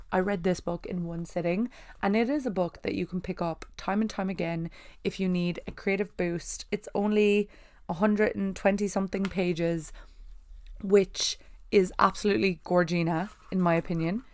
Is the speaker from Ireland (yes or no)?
yes; Ireland; I am from Ireland